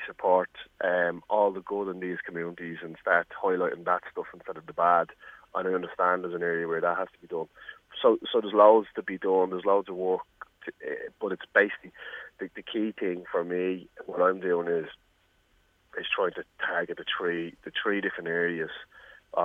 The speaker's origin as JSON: {"language": "English", "town": "Dublin", "region": "Leinster", "country": "Ireland", "said": "I'm from Ballymun, I can say it's the impoverished community"}